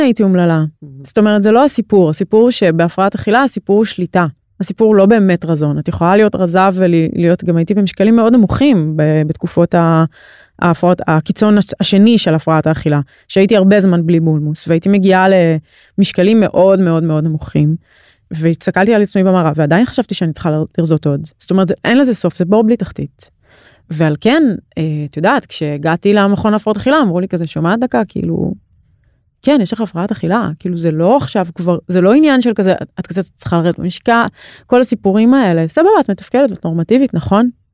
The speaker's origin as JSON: {"language": "Hebrew", "town": "Ra'anana", "region": "Central District", "country": "Israel", "tie": "born or raised there", "also_born_or_lived": "Tel Aviv", "said": "בכל מיני מקומות, אבל באזור המרכז"}